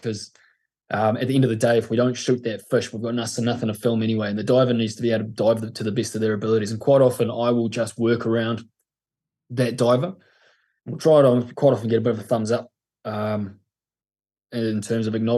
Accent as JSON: {"language": "English", "town": "Mapua", "region": "Tasman", "country": "New Zealand", "tie": "born or raised there", "said": "I grew up in a place called Mapua, which is a little village out of Nelson in the top of the south."}